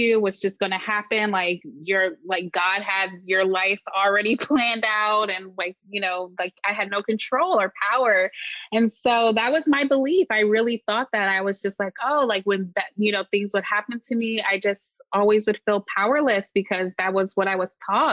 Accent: Marin County, Bay Area, California, United States; I grew up in the Bay Area, specifically in Marin County

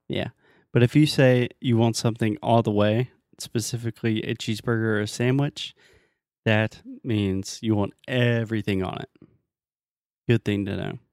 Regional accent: United States; I'm American.

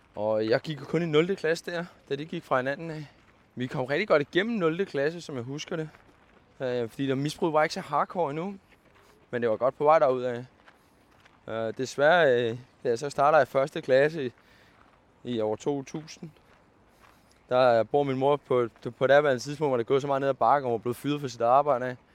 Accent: Køge, Zealand, Denmark; also born or lived in Karise / Vestegnen / Nykøbing Falster; Jeg er født og opvokset nede i Køge

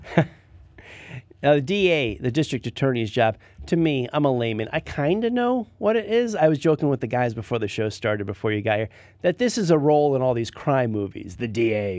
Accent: Mooresville, North Carolina, United States; I'm from Mooresville

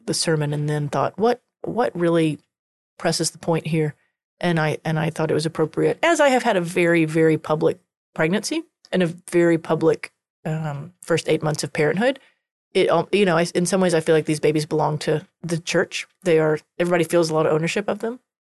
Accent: Texas, United States; accent: Texas country; I have a coun-, Texas country accent sometimes.

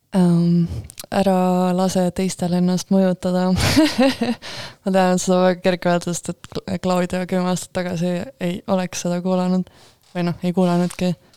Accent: Estonia; me oleme suht eestlased tagasihoidlikud

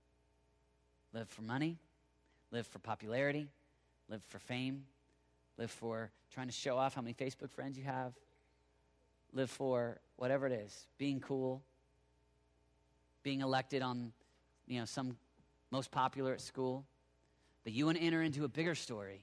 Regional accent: Oklahoma, United States; now in Colorado Springs, United States; I live in Oklahoma

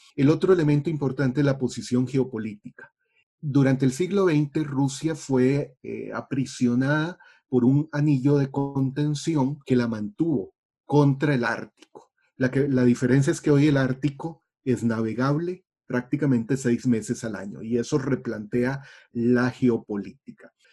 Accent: Costa Rica; como costarricenses nos acostumbramos a no pensar en la geografía

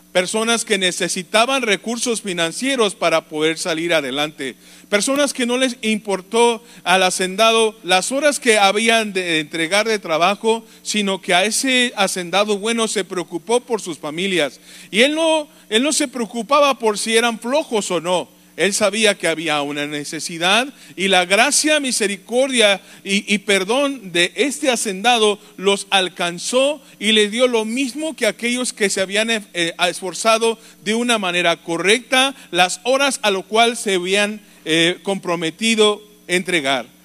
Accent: Mexico

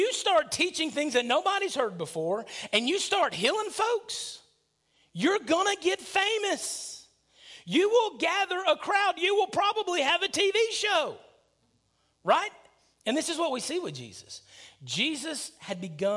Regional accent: near Huntsville, Alabama, United States; born or raised there

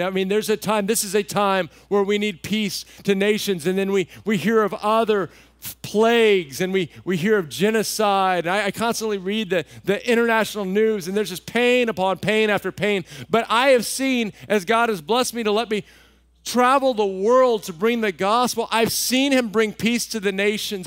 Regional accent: Texas, United States; moved away; I grew up in Texas

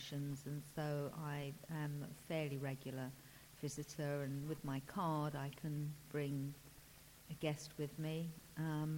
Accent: London, United Kingdom; Originally from Hackney, but today I've come from Hackney, where I'm currently residing.

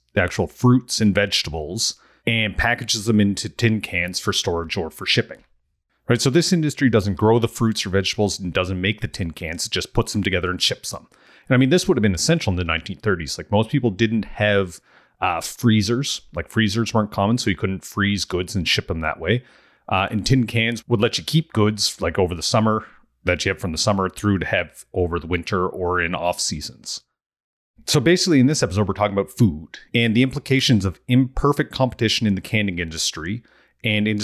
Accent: Amherst, Nova Scotia, Canada; moved away as an adult

